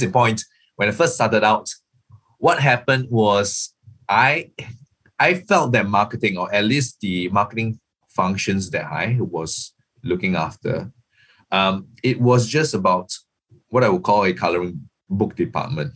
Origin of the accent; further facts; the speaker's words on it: Singapore; I'm not from Bangkok. I'm not based in Bangkok. I'm actually Singaporean.